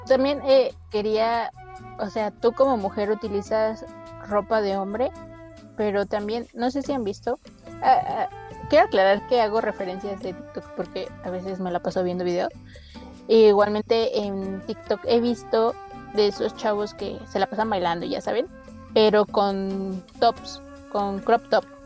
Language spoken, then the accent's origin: Spanish; Mexico; nosotros como mexicanos